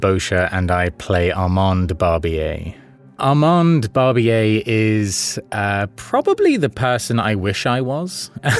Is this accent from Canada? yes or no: no; Staines, South East England, United Kingdom; I grew up just outside of London in an area called Staines, which Big Finish listeners might know as being where Ali G is from and is set. The accent from where I'm from tends to drop a lot of its H's